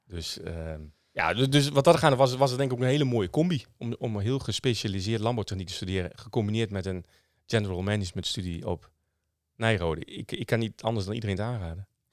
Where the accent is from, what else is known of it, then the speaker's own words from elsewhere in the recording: Dedemsvaart, Overijssel, Netherlands; ik ben opgegroeid in Dedensvaart. 30 eh, kilometer onderzwollen eh, onder Zwolle ongeveer. Sallands eh, plekje.